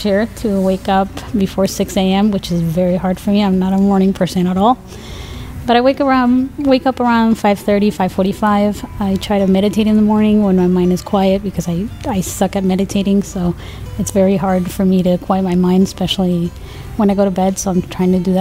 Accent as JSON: {"language": "English", "town": "Madrid", "region": "Community of Madrid", "country": "Spain", "tie": "born or raised there", "moved": "as an adult", "said": "I am originally from Madrid, Spain. I moved here when I was 19. I grew up in Spain."}